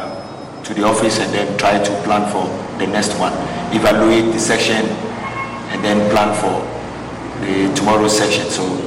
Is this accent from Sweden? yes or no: no; Accra, Greater Accra, Ghana; moved away as an adult; also born or lived in Teshie / France / Scotland / Israel; I was born in Jamestown.